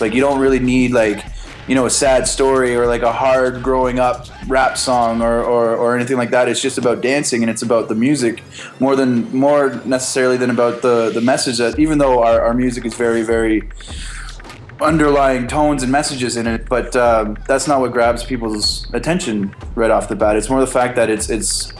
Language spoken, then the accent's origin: English; Nipissing First Nation, Ontario, Canada; I'm Ojibwe from Nipissing First Nations